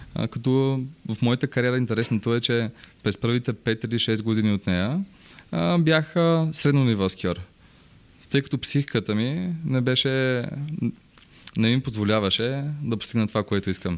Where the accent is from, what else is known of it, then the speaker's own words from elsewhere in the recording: Bansko, Blagoevgrad Province, Bulgaria; Аз съм роден в Банско